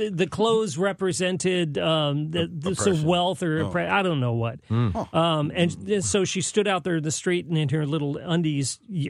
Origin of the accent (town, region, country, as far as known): San Jose, California, United States; born or raised there; now in St. Louis, United States